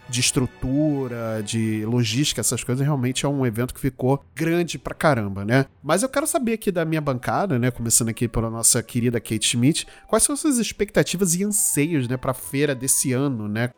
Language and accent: Portuguese; Rio de Janeiro, Brazil; aqui na minha terra, que era no Rio, que é no Rio de Janeiro.